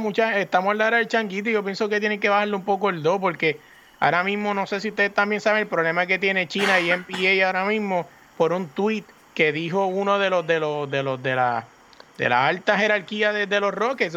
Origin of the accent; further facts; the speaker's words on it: Puerto Rico; yo me crié en el Residencia Hermano La Pérez